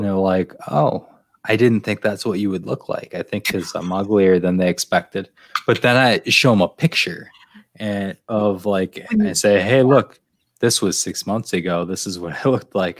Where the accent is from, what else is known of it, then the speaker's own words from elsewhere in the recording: Finger Lakes, New York, United States; now in New York City, United States; I'm from the Finger Lakes